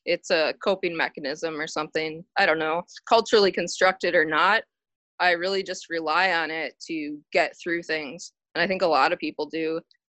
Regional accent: Wiesbaden, Hesse, Germany; born there; I was born in Wiesbaden, Germany.

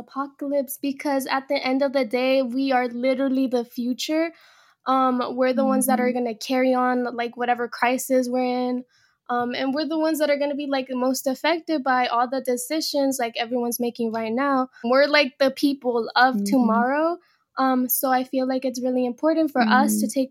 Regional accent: Bay Area, California, United States; also born or lived in Mexico; I was born in Mexico, but came to this country when I was about like 5. But then the Bay Area became my home when I was 7 years old

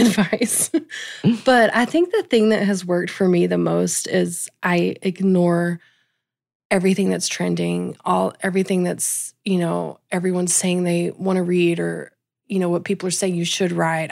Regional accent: small Texas town, United States; I actually live where I grew up, um, on the same land where I grew up.

